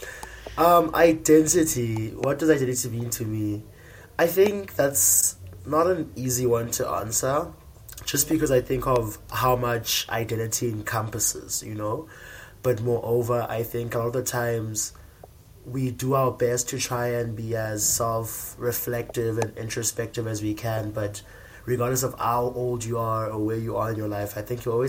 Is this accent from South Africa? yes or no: yes; Komani, Eastern Cape, South Africa; I come from Ekomani, or Queenstown, as it was formerly known.